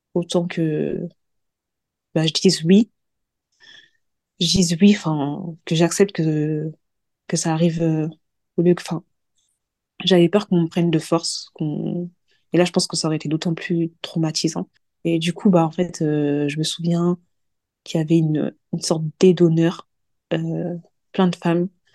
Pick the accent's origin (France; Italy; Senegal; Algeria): Senegal; Je suis sénégalaise d'ethnie mandingo.